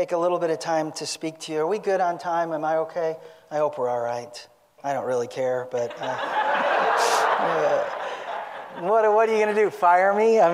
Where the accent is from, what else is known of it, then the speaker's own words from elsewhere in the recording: Genoa, United States; I grew up not far from here. I grew up in Genoa, which is, I think, 25 miles west or something like